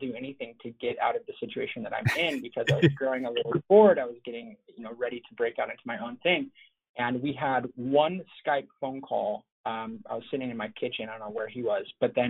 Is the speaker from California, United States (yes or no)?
yes; Los Angeles, California, United States; My dad was an importer of eyewear for like 40 years. So growing up